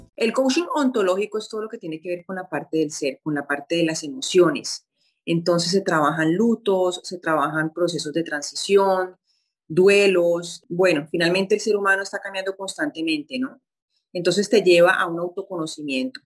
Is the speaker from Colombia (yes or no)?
yes; Colombia; moved away as an adult; now in Rio de Janeiro, Brazil; ejercer periodismo en mi país, que soy colombiana